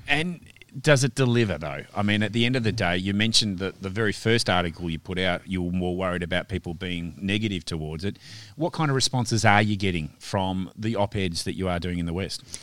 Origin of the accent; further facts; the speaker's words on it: Western Australia, Australia; we're Western Australian